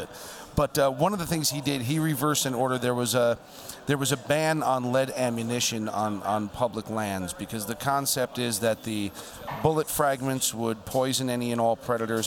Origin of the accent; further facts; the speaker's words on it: United States; as an American